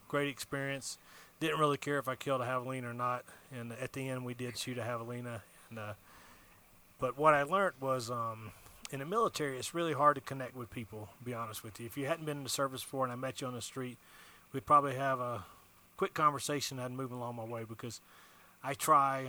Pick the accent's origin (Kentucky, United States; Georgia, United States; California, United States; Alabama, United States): Alabama, United States; moved away as an adult; now in Arizona, United States; I'm originally from Alabama